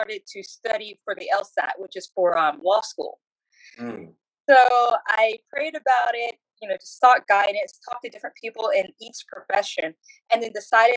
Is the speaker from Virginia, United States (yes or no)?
yes; Chesapeake, Virginia, United States; now in Georgia, United States; So I grew up in Chesapeake, Virginia, and initially for the first 15 years of my life, I grew up in a trailer park